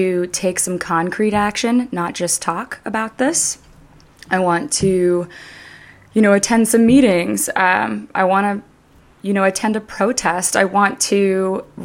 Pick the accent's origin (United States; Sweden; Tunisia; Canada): Canada; I was raised in Canada